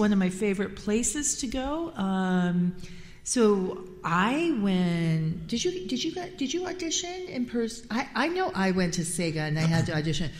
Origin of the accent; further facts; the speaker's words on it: Tokyo, Japan; for me, I grew up in Tokyo, right? So Tokyo was kind of all that I ever knew. I went to international school.